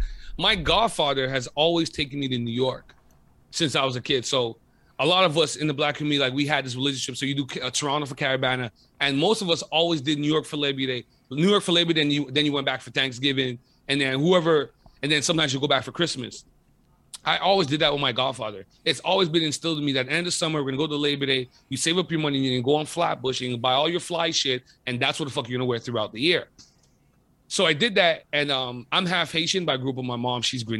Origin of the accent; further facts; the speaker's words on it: Côte d’Ivoire; also born or lived in Montreal; yo, where are you from? I'm like, I'm from Côte d'Ivoire.